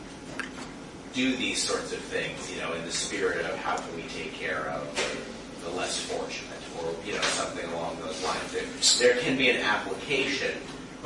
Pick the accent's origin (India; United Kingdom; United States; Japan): United States; American citizens